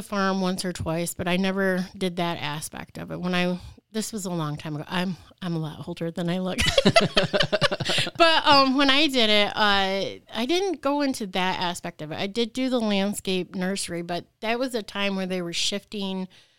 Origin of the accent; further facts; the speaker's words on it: Leslie, Michigan, United States; I actually grew up in a small town south of Lansing, in Leslie. So yes, I am originally from Michigan in the Lansing area.